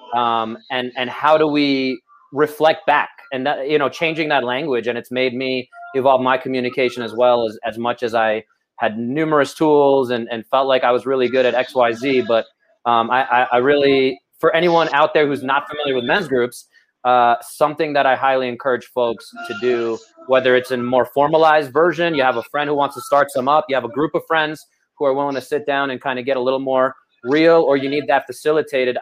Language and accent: English; New York City, New York, United States; we are from Brooklyn